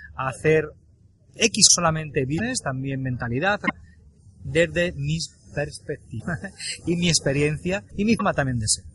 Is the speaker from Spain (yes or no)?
yes; Spain; yo tengo unos valores, una ética, una forma de expresar por haber nacido en España. Aunque ya sabes que no soy del todo español, pero nací en España